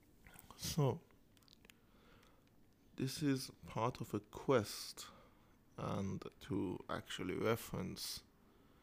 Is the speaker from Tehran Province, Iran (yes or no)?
no; Isfahan, Iran; I am from Isfahan, and Isfahan is very infamous for being economical.